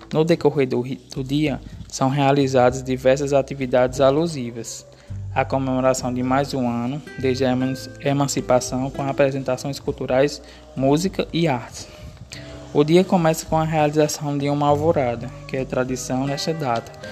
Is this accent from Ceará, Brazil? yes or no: no; Riacho dos Cavalos, Paraíba, Brazil; sou da cidade de Riacho dos Cavalos, Paraíba